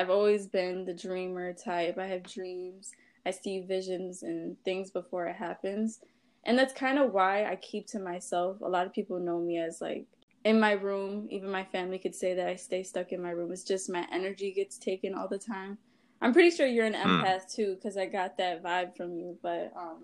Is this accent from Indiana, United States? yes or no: no; Dearborn, Michigan, United States; I'm from Wayne County. I just say Detroit, but people will know like Dearborn area. So I grew up in Dearborn